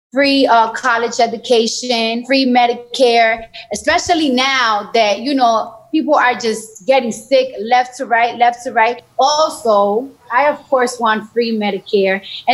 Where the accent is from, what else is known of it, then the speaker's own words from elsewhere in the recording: New York, United States; You know, I'm from New York, so when you're in high school, or middle school, they give you a free metro car so you could travel